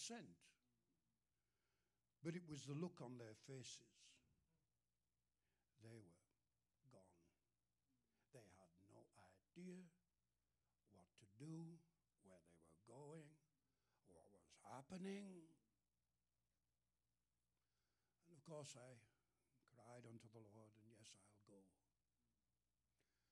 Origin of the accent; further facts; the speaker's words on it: England, United Kingdom; moved away; And I'm from England. You can tell I'm not from the USA. I'm from England.